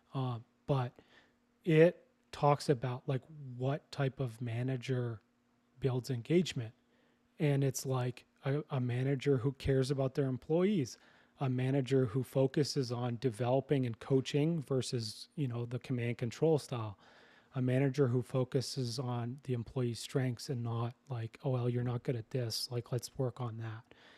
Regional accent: Canada; moved away as an adult; also born or lived in British Columbia; now in Costa Rica; I'm Canadian

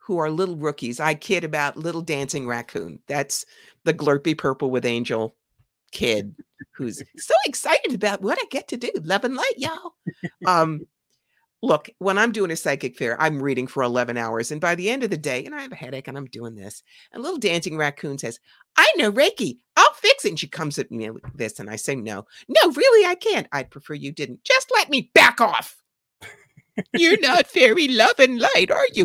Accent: New York, United States; I'm from New York.

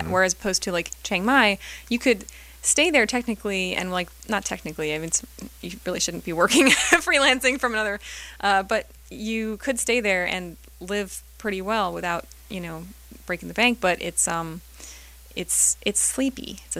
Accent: New York, United States; Yeah, I mean, it's kind of frenetic, but it's familiar for me because I'm from Long Island.

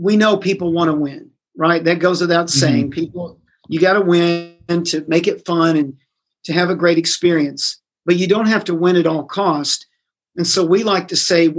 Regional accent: Indiana, United States; now in Tennessee, United States; I grew up in Indiana. Indiana's basketball crazy and all about sports.

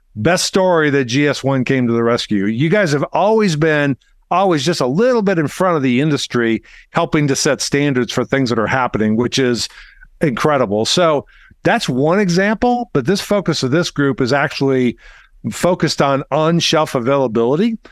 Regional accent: Arkansas, United States; I'm from Arkansas

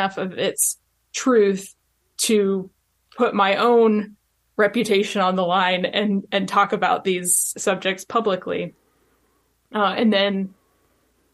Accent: Virginia, United States; I am from Virginia. I grew up there.

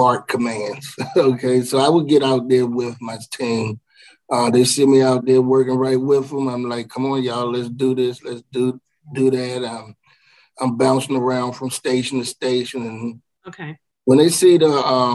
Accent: Washington, District of Columbia, United States; also born or lived in Prince George's County, Maryland; I grew up in Washington D.C.

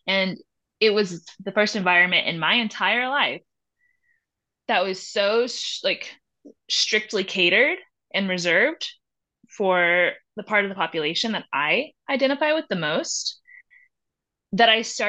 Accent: the South, United States; now in Durango, United States; Like, yeah, I grew up in the South, but like Durango is my home.

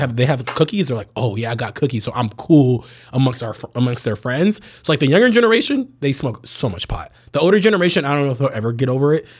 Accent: Bay Area, California, United States; I grew up in the Bay Area, like, full context, most progressive area in the whole country

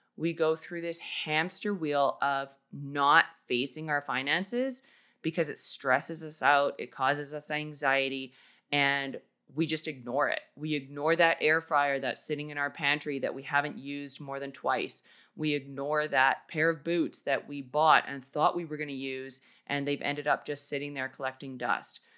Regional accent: Canada; moved away as an adult; also born or lived in Australia; I basically had to pack up an entire house and life worth of stuff in four days and move back to Canada

